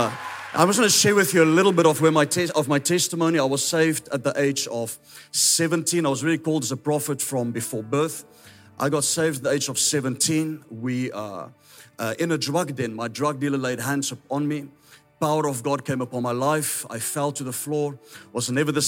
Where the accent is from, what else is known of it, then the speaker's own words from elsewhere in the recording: South Africa; accent: Afrikaans; first language Afrikaans; English is a second language; I'm Afrikaans, that's why my accent is a little bit strange.